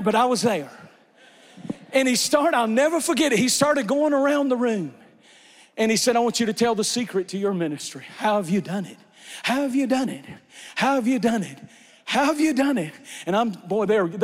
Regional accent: Eastern North Carolina, United States; I'm from Eastern North Carolina, and when I was growing up, we used to go these long stretches by the military bases

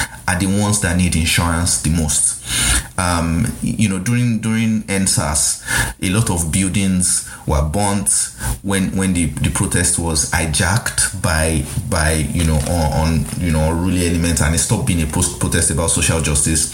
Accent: Nigeria; this is me as a Nigerian

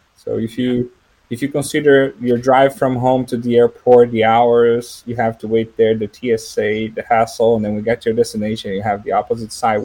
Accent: São José dos Campos, São Paulo, Brazil; English is a second language; moved away; I'm from Brazil. I was born and raised in a town that is actually the headquarters of the manufacturer of the airplanes we work with.

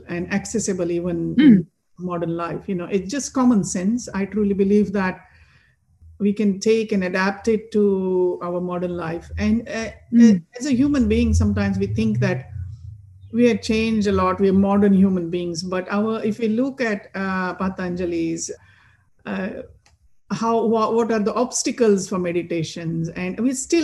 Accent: Maharashtra, India; moved away; I'm from Maharashtra

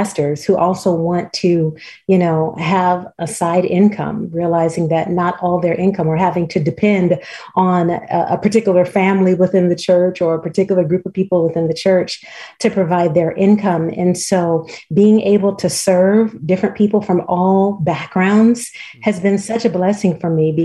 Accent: Los Angeles, California, United States; moved away as an adult; now in Montgomery, United States; I'm originally from Los Angeles and have been here in Alabama now for about the last 14 years

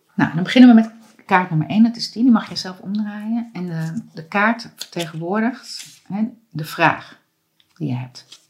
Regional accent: Amsterdam, North Holland, Netherlands; ik ben ook geboren in de Watergraafsmeer en opgegroeid

